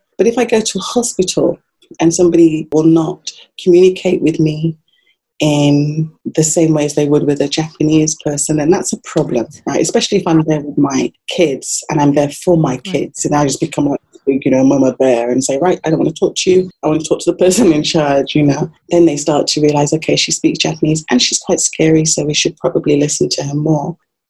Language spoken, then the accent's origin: English; England, United Kingdom; I remember growing up in England, we had quite a strong like Jamaican community around us, my parents.